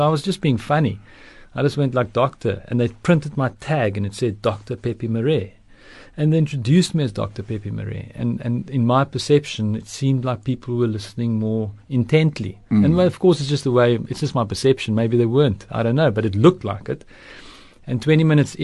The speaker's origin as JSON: {"language": "English", "town": "Stellenbosch", "region": "Western Cape", "country": "South Africa", "tie": "born or raised there", "first_language": "Afrikaans", "second_language": "English", "said": "I was born in Stellenbosch"}